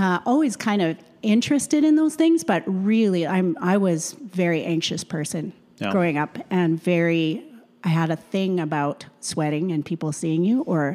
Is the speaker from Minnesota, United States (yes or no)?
yes; West St. Paul, Minnesota, United States; where I grew up in West St. Paul, right close to here